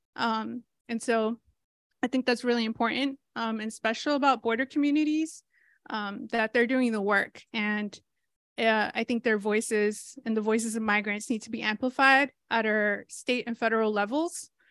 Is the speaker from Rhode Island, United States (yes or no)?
yes; Rhode Island, United States; also born or lived in Mexico; I grew up undocumented in Rhode Island